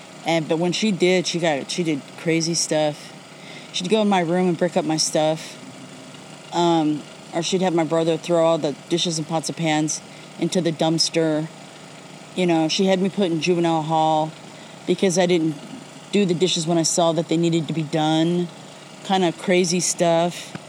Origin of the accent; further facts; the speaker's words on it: Sacramento, California, United States; I'm from Sacramento.